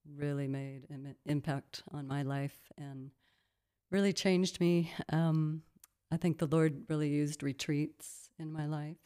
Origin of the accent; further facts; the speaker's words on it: Midwest, United States; moved away as an adult; also born or lived in Colorado; now in South Africa; I grew up in the Midwest part of the United States in a small town